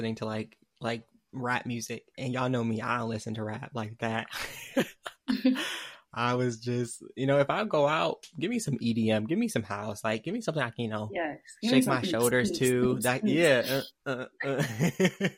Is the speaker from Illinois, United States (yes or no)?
no; Michigan, United States; I'm from Michigan